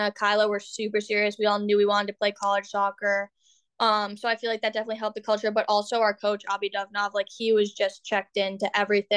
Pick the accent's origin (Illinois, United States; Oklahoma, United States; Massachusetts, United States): Massachusetts, United States; Monson; I'm from Munson, Massachusetts